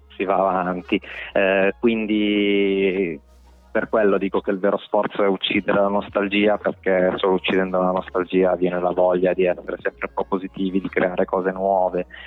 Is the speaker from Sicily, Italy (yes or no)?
no; Domodossola, Piedmont, Italy; moved away as an adult; now in Milan, Italy; per quanto amassi la mia terra, sono un appassionato di montagna, per cui amo Domodossola